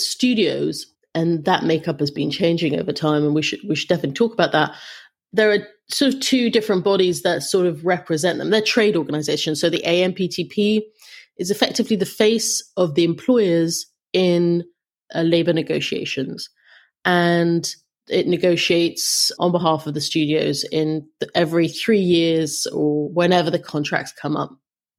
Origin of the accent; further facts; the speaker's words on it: London, United Kingdom; now in Los Angeles, United States; I came to LA from London, and it was surprising to me.